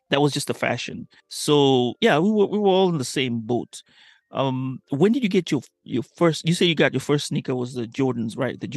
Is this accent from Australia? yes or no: no; Kenya; now in United States; I grew up in Kenya for the most part, and I didn't get a pair until I came to America. That was 2000.